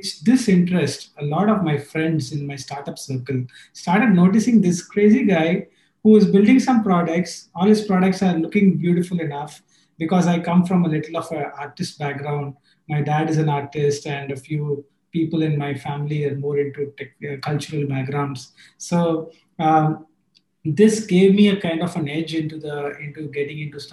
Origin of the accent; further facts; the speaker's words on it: Chennai, Tamil Nadu, India; I come from Chennai, the hottest place in the south